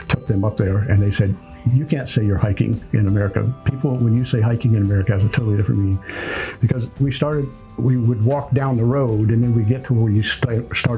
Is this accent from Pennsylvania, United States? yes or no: yes; northern Pennsylvania, United States; moved away as an adult; also born or lived in Papua New Guinea; I grew up in northern Pennsylvania